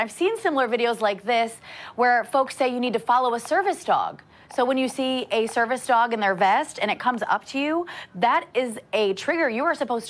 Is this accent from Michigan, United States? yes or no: yes; Michigan, United States; moved away; my home state